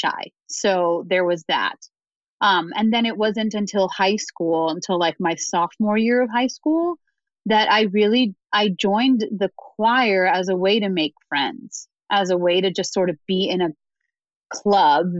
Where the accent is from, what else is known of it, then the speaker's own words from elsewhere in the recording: United States; also born or lived in Dominican Republic; I'm first generation to grow up. I was born in the Dominican Republic, first generation in my family to grow up here